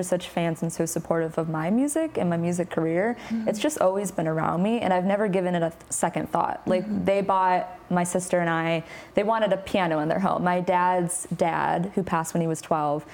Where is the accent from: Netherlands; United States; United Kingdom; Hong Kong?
United States; Lombard, Illinois; now in Nashville, United States; I'm from Lombard